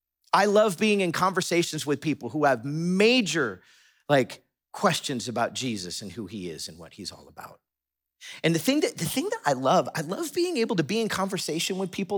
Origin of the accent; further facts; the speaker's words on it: Florida, United States; also born or lived in Chicago, United States; I moved from South Florida to northwest suburbs of Chicago to do college.